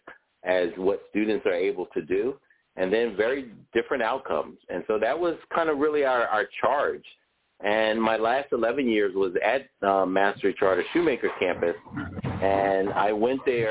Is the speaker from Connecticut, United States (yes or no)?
no; Philadelphia, Pennsylvania, United States; I grew up in West Philly, West Philadelphia, born and raised